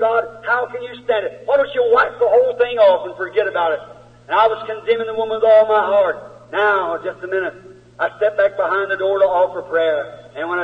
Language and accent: English; United States; I'm an American.